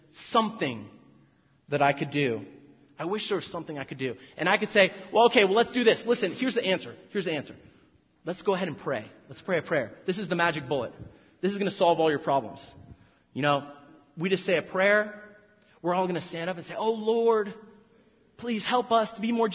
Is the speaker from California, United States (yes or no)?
yes; South Orange County, California, United States; I'm from South Orange County